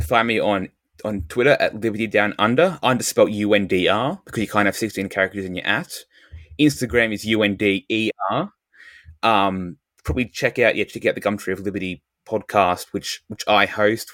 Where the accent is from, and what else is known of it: Australia